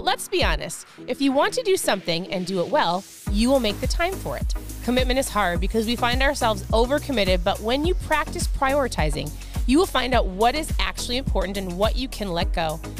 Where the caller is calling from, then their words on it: Florida, United States; I'm tuning in from Florida.